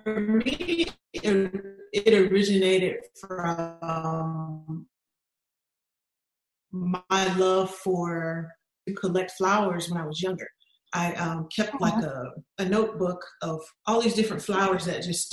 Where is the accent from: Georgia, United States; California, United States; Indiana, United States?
Georgia, United States; South; moved away as an adult; I'm originally from South Georgia. Lived there all of my life until I got married at 19